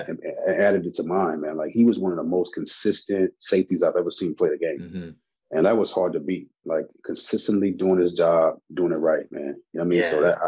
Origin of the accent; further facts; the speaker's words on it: Texas, United States; being a part of a number one defense, man, was something that I'll never forget, you know, being a Texan.